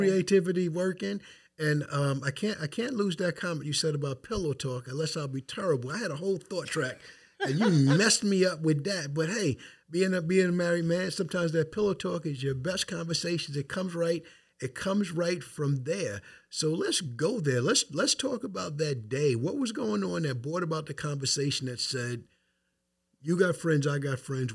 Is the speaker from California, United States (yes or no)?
no; Wyandanch, New York, United States; moved away as an adult; now in North Babylon, United States; I'm from Wyandotte. That's where I stand for. That's where I'm from.